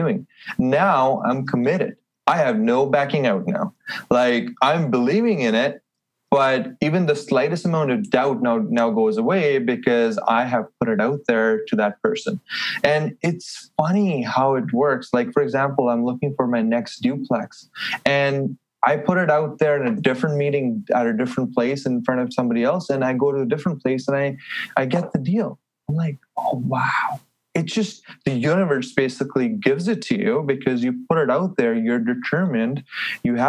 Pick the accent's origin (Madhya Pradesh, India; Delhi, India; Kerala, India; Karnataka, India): Delhi, India; moved away as an adult; also born or lived in Halifax, Canada; now in Edmonton, Canada; I'm from Delhi, so a big, busy city.